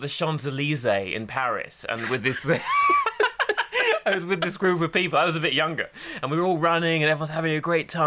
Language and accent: English; Essex, East of England, United Kingdom; I grew up gay in Essex